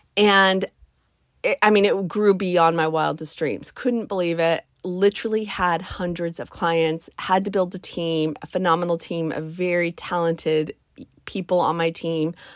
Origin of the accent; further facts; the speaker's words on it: United States; my home country of the United States of America